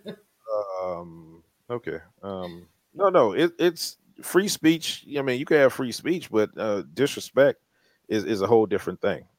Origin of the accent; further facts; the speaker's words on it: New Orleans, Louisiana, United States; we're from New Orleans